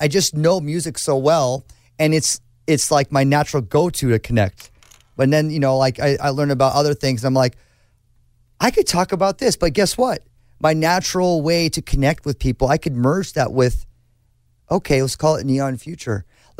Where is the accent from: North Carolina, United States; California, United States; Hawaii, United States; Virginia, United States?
California, United States; Newport Beach; I grew up in Newport Beach. It's actually quite conservative. It's a beautiful place.